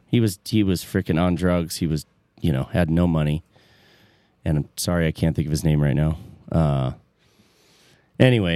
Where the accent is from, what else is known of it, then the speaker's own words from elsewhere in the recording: between Flint and Detroit, Michigan, United States; I grew up in between Flint and Detroit, and I grew up in a white suburb